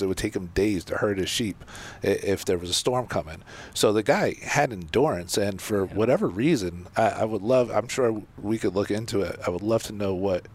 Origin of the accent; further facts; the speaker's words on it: New Jersey, United States; I grew up in New Jersey, you know, in my teens